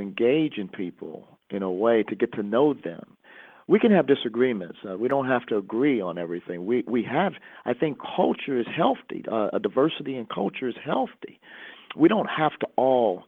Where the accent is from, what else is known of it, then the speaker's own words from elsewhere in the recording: Chicago, Illinois, United States; growing up in Chicago, one of the most segregated cities in the country.